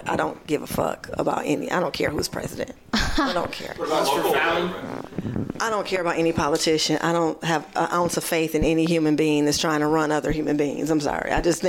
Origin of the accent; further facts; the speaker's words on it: Michigan, United States; accent: Midwest; That's my Midwest accent.